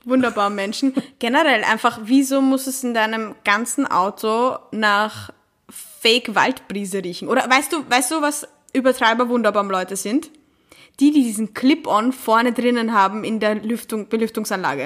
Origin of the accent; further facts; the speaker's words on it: Vienna, Austria; als Wienerin